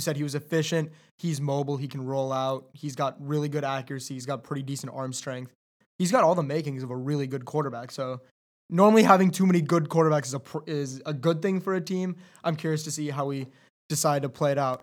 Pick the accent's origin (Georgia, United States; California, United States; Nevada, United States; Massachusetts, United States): California, United States; Southern; growing up in Southern California